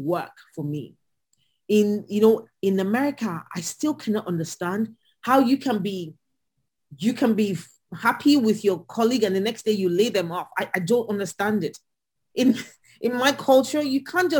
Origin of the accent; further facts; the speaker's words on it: Nigeria; moved away as an adult; also born or lived in Lagos, Nigeria / Atlanta, United States; now in United States; I'm Nigerian